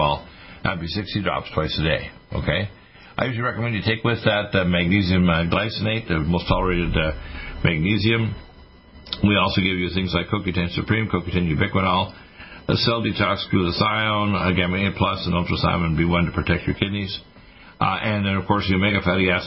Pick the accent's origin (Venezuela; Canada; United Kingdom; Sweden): Canada; moved away as an adult; also born or lived in Detroit, Michigan, United States; now in United States; although I was born in Detroit, I was raised in Canada and took my medical degree there